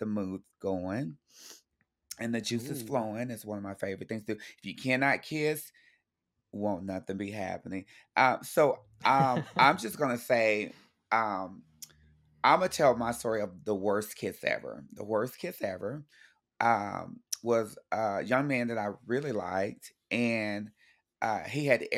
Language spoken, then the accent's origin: English; Texas, United States; Mind you, I grew up in Texas, so rodeos are really fun.